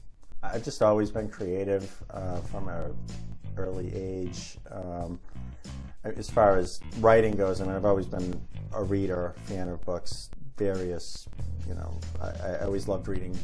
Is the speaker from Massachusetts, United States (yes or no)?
yes; Boston, Massachusetts, United States; born or raised there